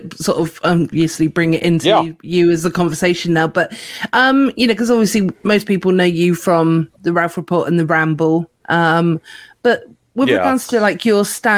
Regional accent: United Kingdom; we are British

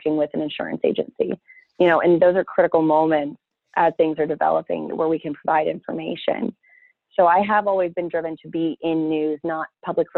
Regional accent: an hour from Bakersfield, California, United States; moved away as an adult; I got a job offer over in Bakersfield, which was just an hour away from my hometown

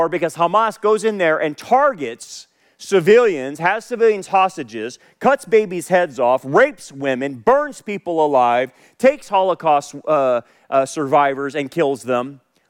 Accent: United States; it concerns me as an American, it concerns me as a Christian

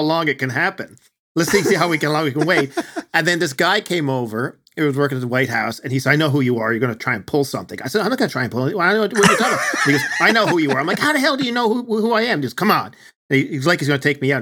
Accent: Newfoundland and Labrador, Canada; accent: Newfoundland; people with my accent

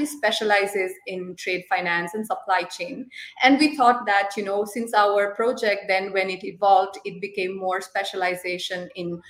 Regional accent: Nepal; moved away as an adult; also born or lived in Zurich, Switzerland / Lucerne, Switzerland; now in Switzerland; I come from Nepal, but I've been here in Switzerland, based in Zurich and Lucerne, since last 3 years

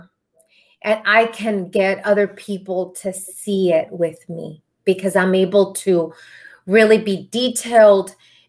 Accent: Texas, United States; also born or lived in Arlington, Texas; I am from Texas, so I'm really close to Dallas. I'm in the Arlington, Texas area.

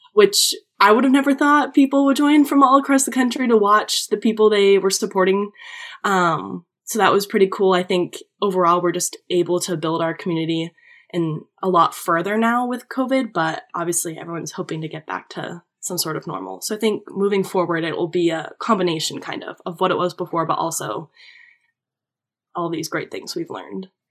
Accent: Manchester, New Hampshire, United States; moved away as an adult; now in Connecticut, United States; I grew up in New Hampshire

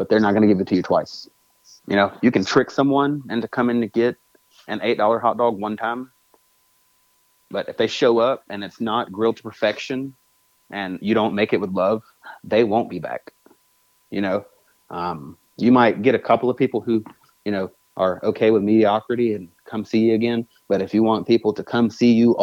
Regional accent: United States; I'm American

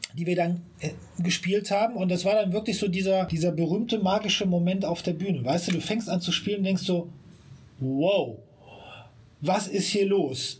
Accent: Siegburg, North Rhine-Westphalia, Germany; moved away as an adult; now in Bonn, Germany; ich bin gebürtiger Siegburger ja. und habe lange Zeit so, wie es so schön heißt, im Umland geliebt

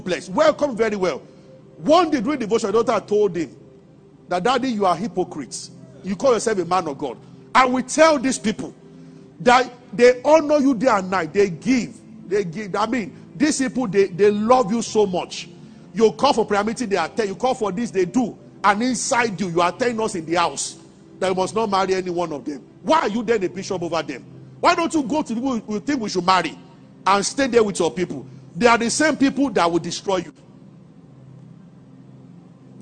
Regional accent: Nigeria; as a Nigerian

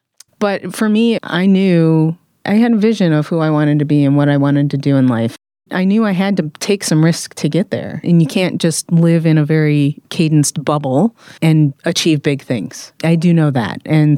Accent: Midwest, United States; Like I said, I'm from the Midwest, so you don't do that, actually.

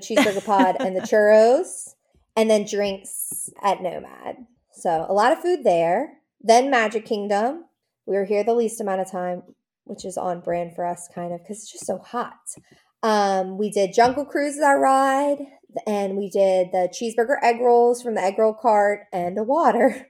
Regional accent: New Orleans, Louisiana, United States; now in Baton Rouge, United States; I'm from New Orleans originally, even though we live in Baton Rouge

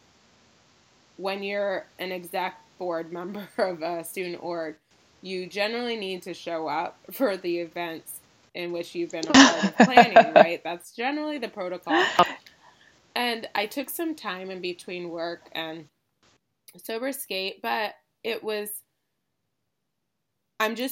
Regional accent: Ann Arbor, Michigan, United States; also born or lived in Los Angeles; my hometown of Ann Arbor

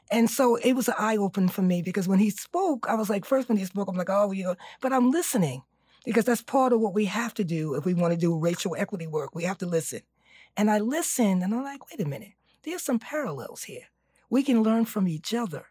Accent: New York City, New York, United States; I'm from East New York

